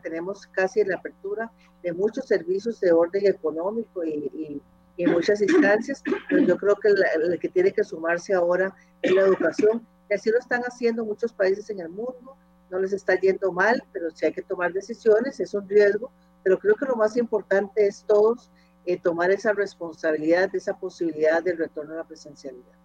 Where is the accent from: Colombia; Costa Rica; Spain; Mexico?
Costa Rica; como ciudadanos costarricenses